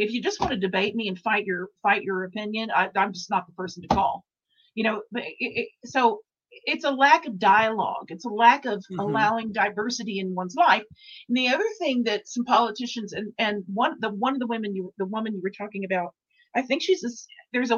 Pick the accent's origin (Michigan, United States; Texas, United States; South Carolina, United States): Texas, United States; Dallas; I'm from Dallas.